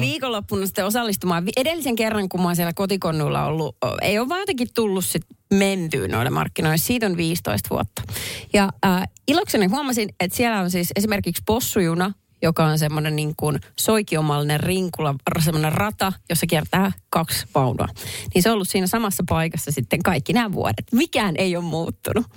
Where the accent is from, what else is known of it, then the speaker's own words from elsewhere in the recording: Perniö, Southwest Finland, Finland; moved away; kävin äh, kotikonnuilla Varsinais-Suomessa Perniössä